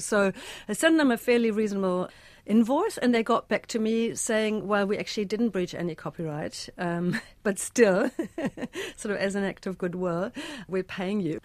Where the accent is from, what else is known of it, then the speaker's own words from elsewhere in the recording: Germany; moved away as an adult; now in Christchurch, New Zealand; a German immigrant in God's own